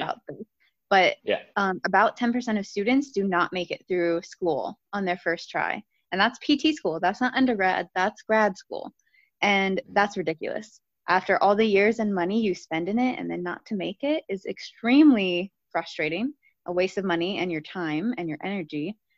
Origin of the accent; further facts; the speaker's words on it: Akron, Ohio, United States; moved away as an adult; I grew up in Akron, Ohio.